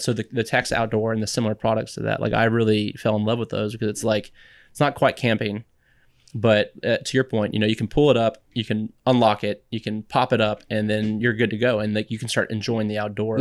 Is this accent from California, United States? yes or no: no; San Antonio, Texas, United States; also born or lived in Boston; I grew up in San Antonio